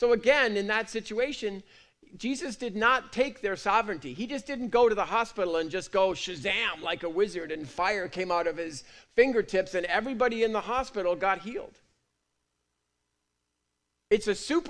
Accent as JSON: {"language": "English", "country": "United Kingdom", "said": "I'm British"}